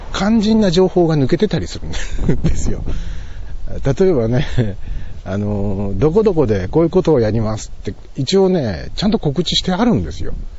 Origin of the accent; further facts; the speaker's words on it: Toki, Gifu, Japan; moved away as an adult; also born or lived in Nagoya; now in Nagakute, Japan; 地元で生まれ育っていながら